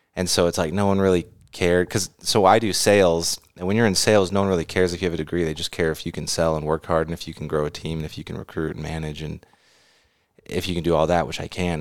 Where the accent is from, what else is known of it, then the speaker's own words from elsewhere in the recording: the Bay Area, California, United States; moved away; I grew up in the Bay